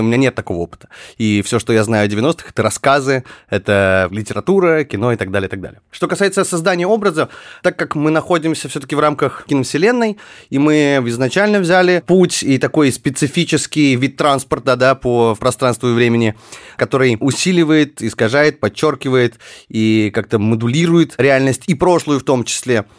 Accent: Far North, Russia; moved away; я родился на Крайнем Севере, где действительно все было спокойно

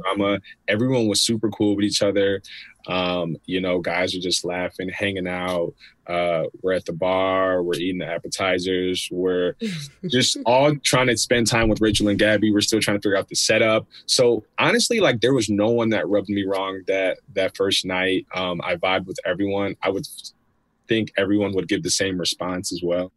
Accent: Chicago, Illinois, United States; I'm 31 from the Chicagoland area

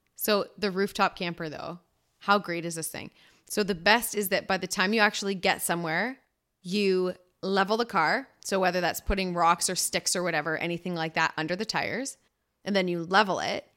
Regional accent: Ontario, Canada; moved away as an adult; now in British Columbia, Canada; we're both from Ontario

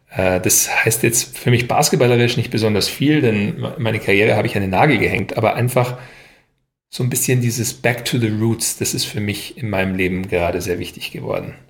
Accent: Upper Bavaria, Germany; moved away as an adult; also born or lived in United States / France; now in Berlin, Germany; nach Oberbayern, wo ich aufgewachsen bin

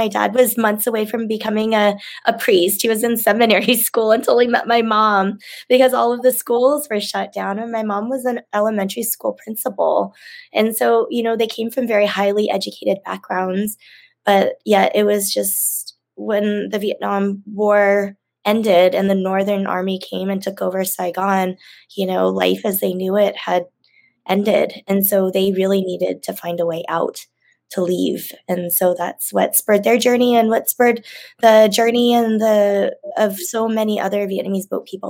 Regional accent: Indonesia; born there; I was a refugee camp baby. So I was born in Indonesia.

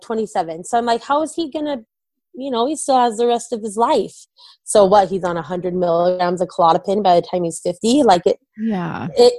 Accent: Orem, Utah, United States; now in Vineyard, United States; we're originally from Orem

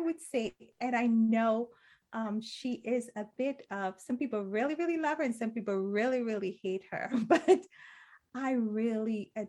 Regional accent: Trinidad & Tobago; I'm from Trinidad in Caribbean culture. In Trinidad culture, I should say, people usually just really suck the marrow out of their bones.

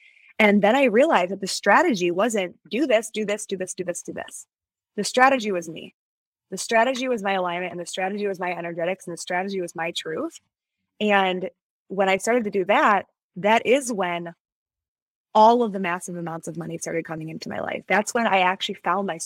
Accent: Midwest, United States; I was from the Midwest

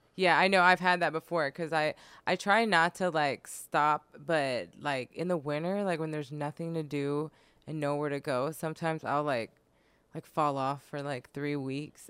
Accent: Sacramento, California, United States; moved away as an adult; now in Los Angeles, United States; I'm from Sacramento, and I used to live in Sacramento

